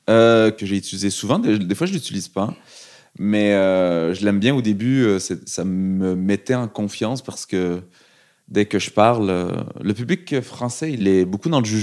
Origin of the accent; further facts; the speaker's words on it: Montreal, Quebec, Canada; moved away as an adult; now in France; je viens de Montréal